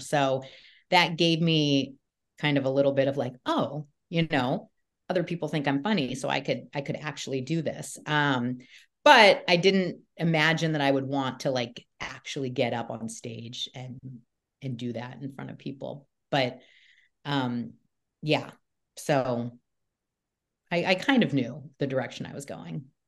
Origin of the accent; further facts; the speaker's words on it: Newport Beach, California, United States; I grew up in Newport Beach, Um, California